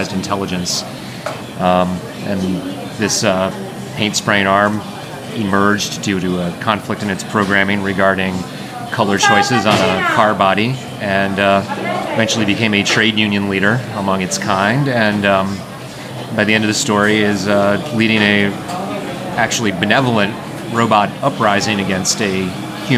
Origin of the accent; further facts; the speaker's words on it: Cambridge, Massachusetts, United States; I'm from Cambridge, Massachusetts